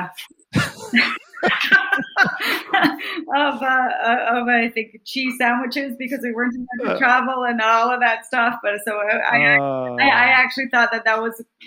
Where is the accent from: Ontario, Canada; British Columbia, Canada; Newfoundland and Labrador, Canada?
Newfoundland and Labrador, Canada; moved away; I'm from Newfoundland, and I grew up in a small fishing village of 80 people, and I went to a one-room schoolhouse